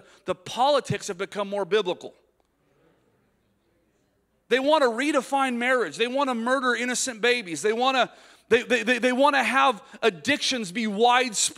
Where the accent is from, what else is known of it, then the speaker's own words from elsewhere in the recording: United States; as American preachers